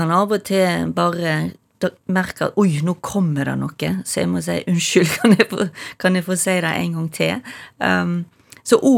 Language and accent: Norwegian; Stord, Vestland, Norway; accent: Stord dialect; Det løye er jo at mamma og pappa er ikke for Stord, men jeg, jeg, begynner å snakke Jeg tror jeg har begynt å snakke tjukkere og tjukkere storamål til lenger